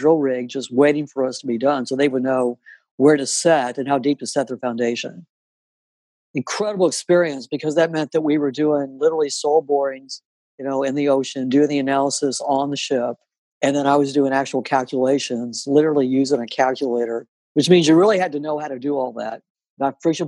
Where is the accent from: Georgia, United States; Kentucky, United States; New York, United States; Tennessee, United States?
Kentucky, United States; Louisville; moved away; I'm originally from Louisville, Kentucky